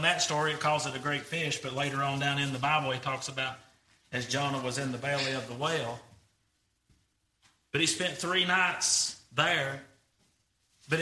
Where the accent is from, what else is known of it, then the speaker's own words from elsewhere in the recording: Greenback, Tennessee, United States; I'm from Greenback